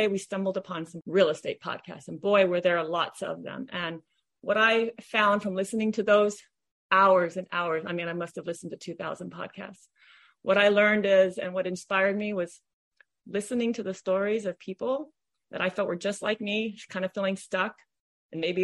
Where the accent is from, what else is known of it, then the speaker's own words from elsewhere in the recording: Honolulu, Hawaii, United States; moved away as an adult; now in Southern California, United States; I'm from Honolulu, Hawaii, where my husband and I owned and operated a swimming pool business for over 30 years.